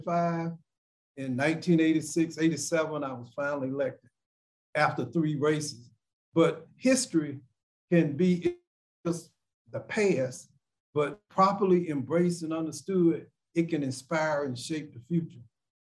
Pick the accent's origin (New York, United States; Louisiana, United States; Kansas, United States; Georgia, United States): Georgia, United States; Athens; I wanted to leave Athens, first of all, for whatever reason. I wanted to see some things other than my hometown.